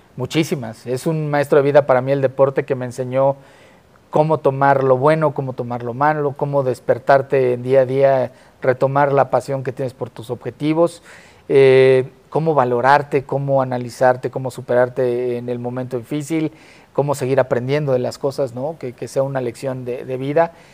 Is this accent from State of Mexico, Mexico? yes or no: yes; Tlalnepantla, State of Mexico, Mexico; yo soy de Tlanepantla, está pegadito a Naucalpan